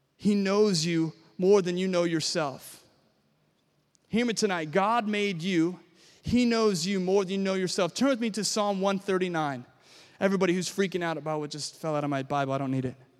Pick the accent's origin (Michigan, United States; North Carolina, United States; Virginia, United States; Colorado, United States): Virginia, United States; Williamsburg; I was born and raised in Williamsburg, Virginia